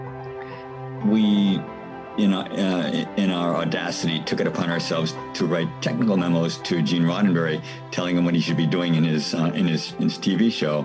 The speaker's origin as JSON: {"language": "English", "town": "Honolulu", "region": "Hawaii", "country": "United States", "tie": "born or raised there", "moved": "yes", "said": "I grew up in Honolulu, Hawaii. I went to Roosevelt High School and attended the University of Hawaii."}